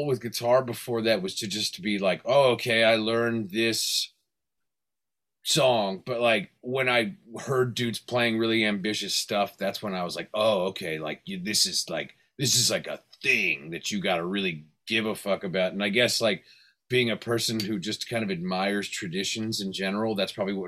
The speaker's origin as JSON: {"language": "English", "town": "Fresno", "region": "California", "country": "United States", "tie": "born or raised there", "also_born_or_lived": "Hollywood, Los Angeles / Van Nuys", "said": "my parents moved up to the Central Valley, like Fresno, kind of like Yosemite Valley area"}